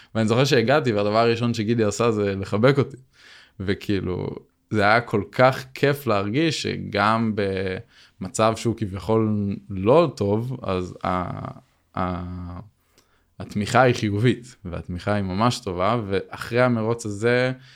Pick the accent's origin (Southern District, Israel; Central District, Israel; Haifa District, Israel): Haifa District, Israel; Binyamina; moved away as an adult; now in Arad, Israel; אני במקור מבנימינה, אבל בזכות העבודה אז עברתי לערד